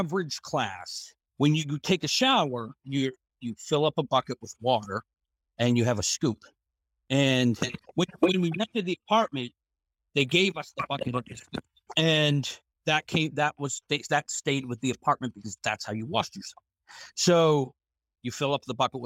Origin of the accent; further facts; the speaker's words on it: Boston, Massachusetts, United States; moved away as an adult; growing up in the Boston area